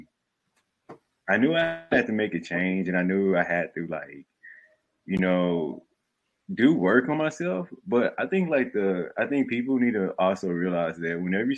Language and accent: English; Southeast Texas, United States; moved away as an adult; also born or lived in Dallas, Texas; now in New York, United States; I'm originally born in Dallas, Texas. Grew up in Southeast Texas. And lived in Texas my whole life. Born and raised there up until maybe in my mid-20s. I moved to New York